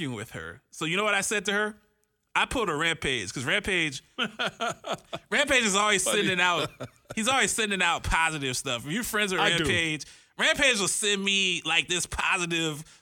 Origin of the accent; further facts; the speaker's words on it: Columbus, Ohio, United States; now in Phoenix, United States; I'm not from New York. I'm from Columbus, Ohio. I'm from the Midwest where they have cows and stuff